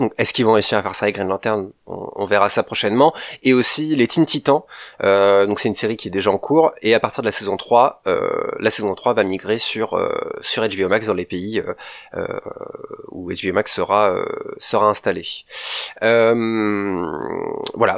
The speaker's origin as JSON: {"language": "French", "country": "France", "said": "nous en tant que Français"}